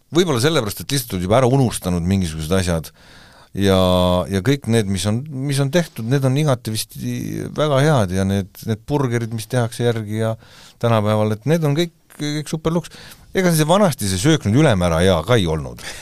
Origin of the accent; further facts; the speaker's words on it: Tallinn, Harju County, Estonia; meie elasime päris väiksed, kui me olime siis, ütleme, et eh, kaheksakümnendani, siis elasime Västriku tänaval Tondil